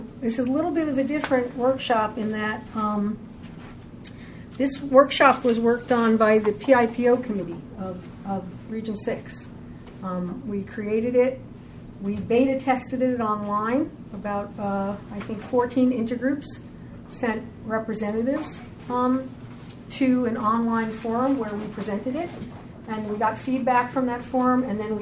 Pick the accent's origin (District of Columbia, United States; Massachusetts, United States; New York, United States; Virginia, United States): New York, United States; Long Island; I come from Long Island, which is not a small place, but I come from a small town